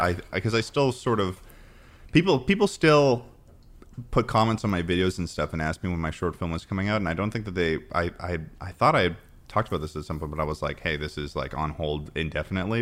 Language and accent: English; Massachusetts, United States; moved away as an adult; also born or lived in New York; I'm from Massachusetts